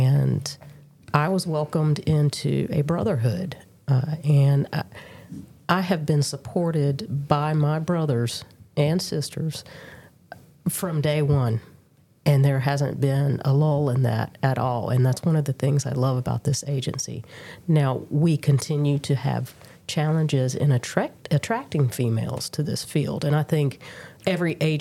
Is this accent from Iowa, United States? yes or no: no; Durham, North Carolina, United States; I was born and bred in Durham